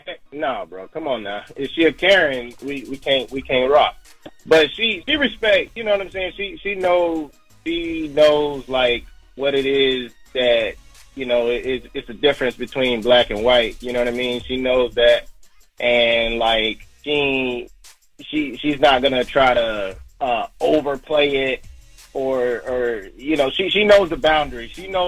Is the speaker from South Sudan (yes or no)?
no; Florida, United States; Listen, I'm from Florida, bro.